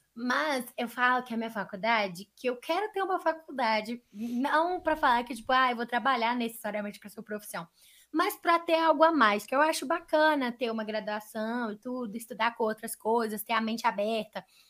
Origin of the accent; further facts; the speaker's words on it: Minas Gerais, Brazil; a gente é mineiro